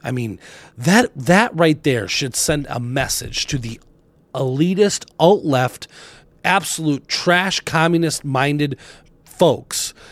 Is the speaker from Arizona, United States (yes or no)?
yes; Arizona, United States; now in Wisconsin, United States; my home state originally of Arizona